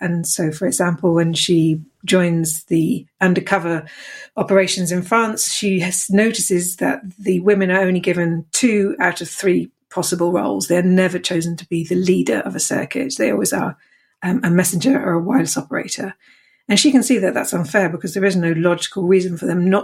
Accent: Dorset, South West England, United Kingdom; born or raised there; also born or lived in Hammersmith, London

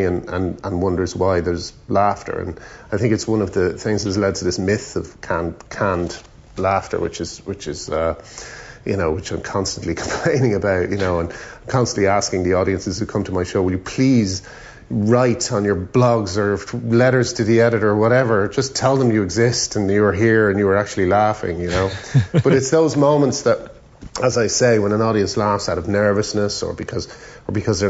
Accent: Ireland; moved away as an adult; also born or lived in England; growing up in Ireland

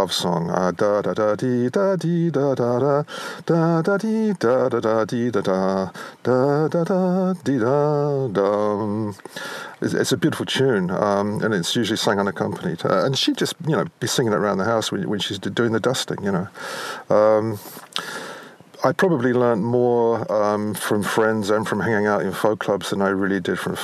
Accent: London, United Kingdom; growing up in London

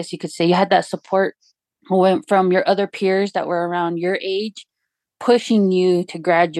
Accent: Huerfano, New Mexico, United States; also born or lived in Bloomfield, New Mexico; I'm from Herfano

